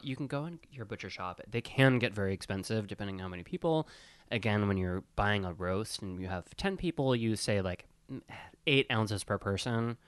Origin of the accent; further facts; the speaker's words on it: Wisconsin, United States; I grew up in Wisconsin.